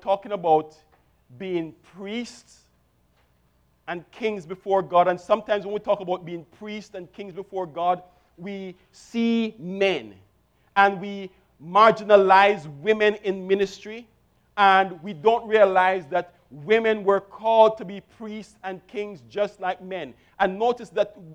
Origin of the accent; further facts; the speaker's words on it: Jamaica; I grew up in Jamaica, and I attended a Brethren church